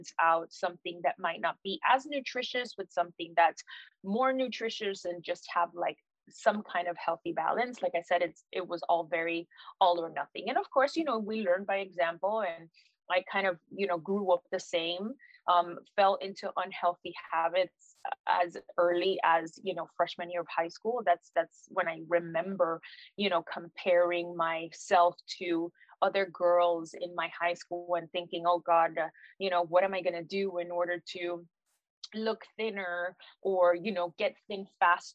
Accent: Miami, Florida, United States; I am Puerto Rican. Both of my parents are Puerto Rican. I was raised in Miami

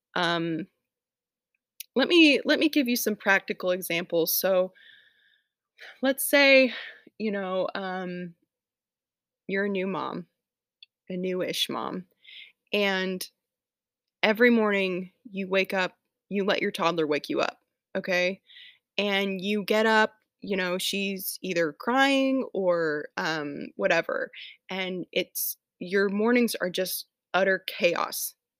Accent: Atlanta, Georgia, United States; moved away as an adult; now in Tennessee, United States; I'm from Atlanta, don't live there anymore, I live in Tennessee now

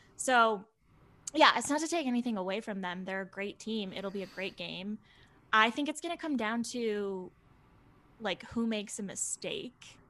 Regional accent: Buffalo, New York, United States; I'm born and bred in Buffalo.

